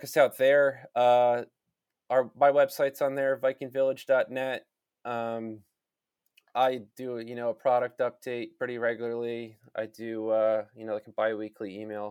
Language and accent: English; United States; being American